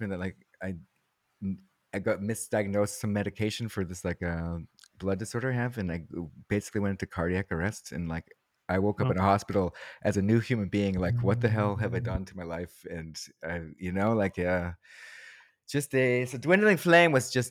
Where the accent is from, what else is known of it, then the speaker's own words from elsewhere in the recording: New England, United States; now in Los Angeles, United States; I grew up in New England